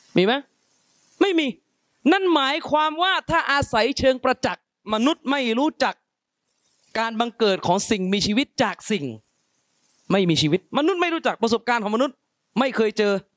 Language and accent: Thai; Yala, Thailand; ผมเป็นคนยะลา มาแต่พื้นที่ที่รู้กันว่าระเบิดเยอะที่สุด